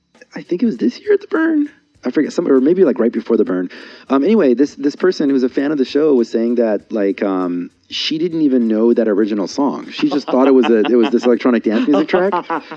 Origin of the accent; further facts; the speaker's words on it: San Diego, California, United States; Because my experience growing up in San Diego is that it's an extremely superficial city.